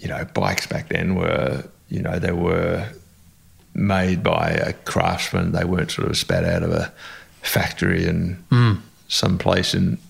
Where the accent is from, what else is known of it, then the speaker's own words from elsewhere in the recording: Australia; also born or lived in England; I was actually born in England. Not everybody knows that. They assume I was born in Australia. But when I was very young, I came back to Australia with my mother, who was originally Australian.